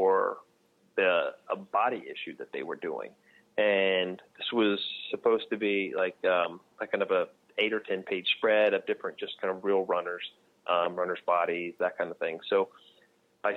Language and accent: English; Texas, United States; moved away as an adult; now in New Jersey, United States; I grew up in Texas